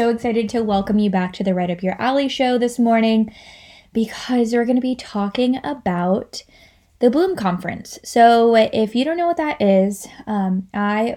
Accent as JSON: {"language": "English", "region": "Kentucky", "country": "United States", "also_born_or_lived": "Los Angeles, California", "moved": "yes", "lives_now": "North Carolina, United States", "said": "I am originally from Kentucky, so I am no stranger to the southeastern part of the United States."}